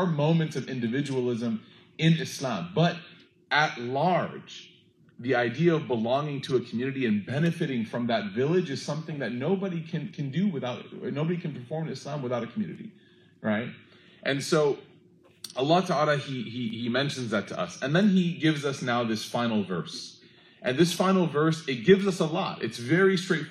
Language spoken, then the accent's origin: English; United States; We're from America